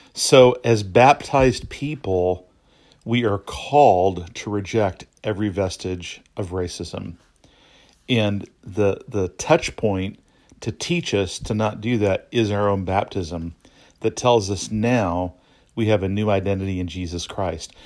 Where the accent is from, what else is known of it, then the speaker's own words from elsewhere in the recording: United States; I'm an American citizen. I grew up in the United States